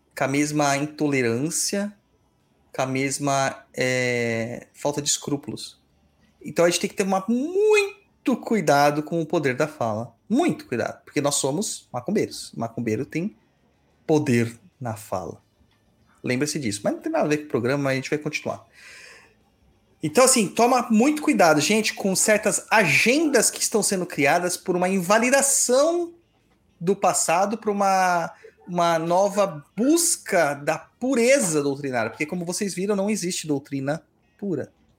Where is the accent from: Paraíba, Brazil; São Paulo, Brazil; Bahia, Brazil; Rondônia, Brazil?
São Paulo, Brazil; a gente vem de São Mateus, que é o canto do canto da cidade.